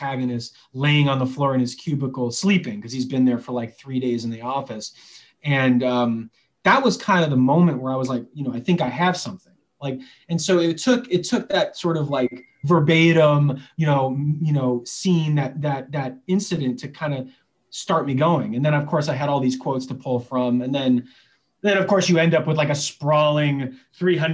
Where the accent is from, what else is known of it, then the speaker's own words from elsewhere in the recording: Chicago, Illinois, United States; I grew up in Chicago